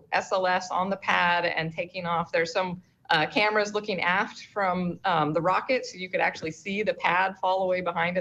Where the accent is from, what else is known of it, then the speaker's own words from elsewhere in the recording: Pacific Northwest, United States; moved away; I grew up in the Pacific Northwest